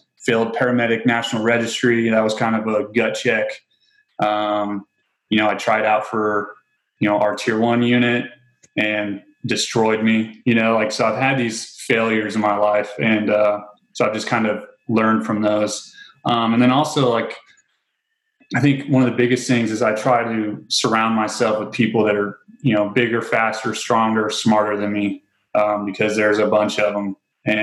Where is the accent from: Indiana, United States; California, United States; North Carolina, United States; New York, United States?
Indiana, United States; near Grissom Air Force Base; moved away; I grew up surrounded by cornfields in Indiana.